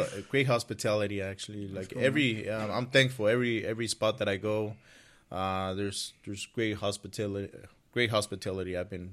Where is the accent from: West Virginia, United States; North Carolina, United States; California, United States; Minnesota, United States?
California, United States; I'm from California.